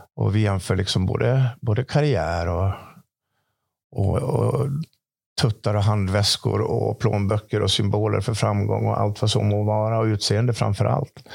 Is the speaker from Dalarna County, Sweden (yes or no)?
yes; Dalarna County, Sweden; born or raised there